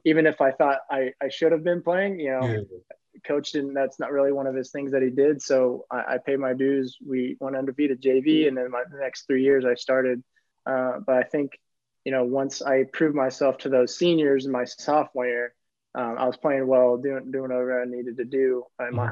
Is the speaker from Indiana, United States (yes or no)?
yes; Bloomington, Indiana, United States; moved away as an adult; now in Germany; growing up in Bloomington, I knew the tradition that was there